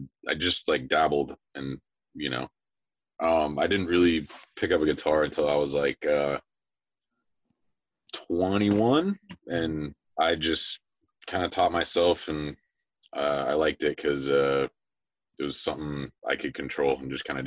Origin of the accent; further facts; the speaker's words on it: Spokane, Washington, United States; moved away as an adult; now in Tampa, United States; we both were born and raised in Spokane